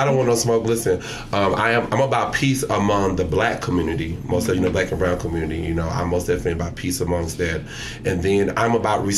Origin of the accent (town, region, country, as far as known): Longview, Texas, United States; born or raised there; moved away as an adult; also born or lived in New York City; now in Dallas, United States